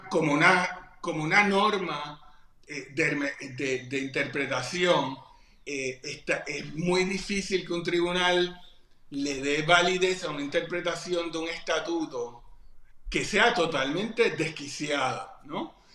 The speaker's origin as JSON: {"language": "Spanish", "country": "Puerto Rico", "said": "no somos Estado"}